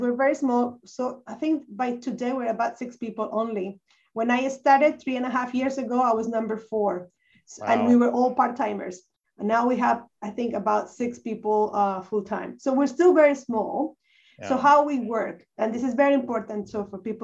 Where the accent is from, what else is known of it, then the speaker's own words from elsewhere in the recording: Colombia; English is a second language; also born or lived in United States; now in Christchurch, New Zealand; I'm actually from Colombia, the country